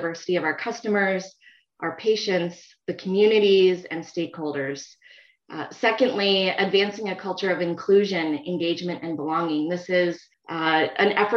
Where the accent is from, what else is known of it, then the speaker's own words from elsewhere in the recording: Minnesota, United States; moved away as an adult; also born or lived in Phoenix, Arizona; 3 years ago, I actually moved back to my home state, Minnesota.